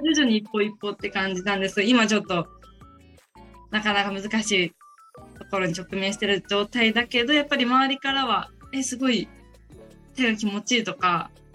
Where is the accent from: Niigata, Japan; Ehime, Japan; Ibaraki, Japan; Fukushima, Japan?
Ibaraki, Japan; moved away as an adult; now in Miyakojima, Japan; 地元は茨城なんですけども